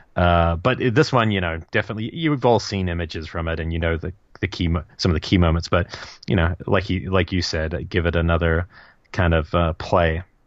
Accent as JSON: {"language": "English", "country": "New Zealand", "tie": "born or raised there", "moved": "yes", "said": "growing up in New Zealand"}